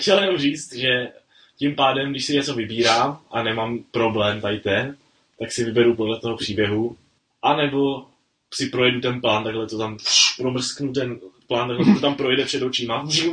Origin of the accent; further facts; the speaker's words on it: Czechia; tady u nás v Čechách